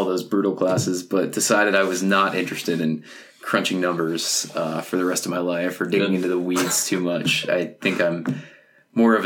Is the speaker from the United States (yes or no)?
yes; West Bridgewater, Massachusetts, United States; now in Colorado, United States; I'm from West Bridgewater, Massachusetts, which is just a small little farm town